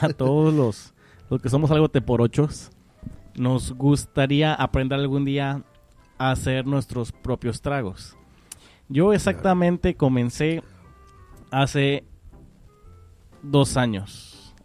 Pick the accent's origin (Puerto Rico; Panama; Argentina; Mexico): Mexico; San Luis Potosí; now in Houston, United States; Me discrimina el marciano por ser de San Luis.